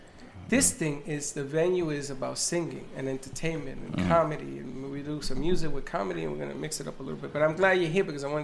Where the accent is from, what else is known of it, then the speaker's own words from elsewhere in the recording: New York City, New York, United States; I was from the Bronx.